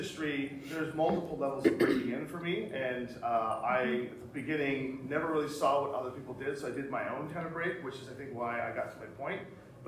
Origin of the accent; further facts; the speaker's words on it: Canada; we're Canadian